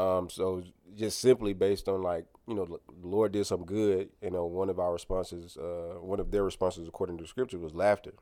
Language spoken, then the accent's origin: English; Clayton County, Georgia, United States; also born or lived in Grenada, Mississippi / Oxford, Mississippi (University of Mississippi); went to Lovejoy in Clayton County. That's where we grew up at.